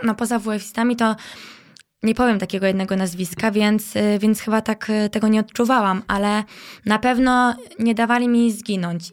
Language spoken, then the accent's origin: Polish; Bydgoszcz, Kuyavian-Pomeranian Voivodeship, Poland; moved away as an adult; now in Warsaw, Poland; Wiesz to ja dorastałam na Błoniu tak naprawdę, okay. bo y, w Fordonie mieszkałam mm, to dzieciństwo